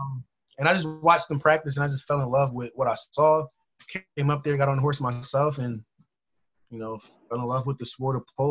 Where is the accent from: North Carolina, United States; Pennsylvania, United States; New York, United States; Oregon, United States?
Pennsylvania, United States; Philadelphia; I'm from Philadelphia and I live in Philly right now.